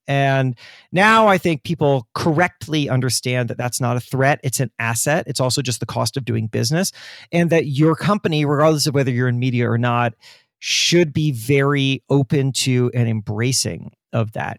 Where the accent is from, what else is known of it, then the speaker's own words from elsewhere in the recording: Florida, United States; I grew up in Florida